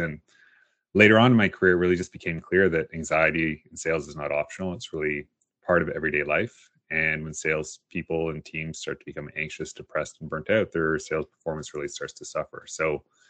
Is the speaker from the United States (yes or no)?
no; Toronto, Ontario, Canada; grew up outside of Toronto, just in Etobicoke